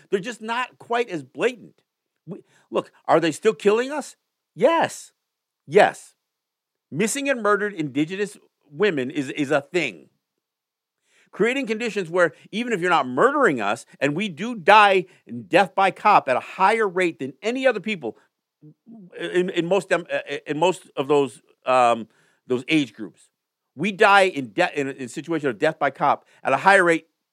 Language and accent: English; United States; as a native person who is so aware of the history that my people have endured